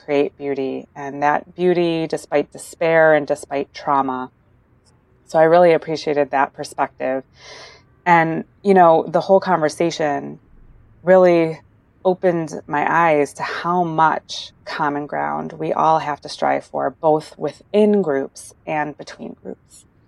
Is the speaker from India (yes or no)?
no; United States; As an American